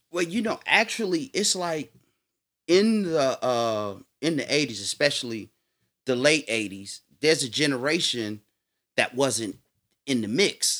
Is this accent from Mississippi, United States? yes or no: no; Chicago, Illinois, United States; also born or lived in South Shore, Chicago; now in Netherlands; I grew up in Beverly, but I also spent time in South Shore.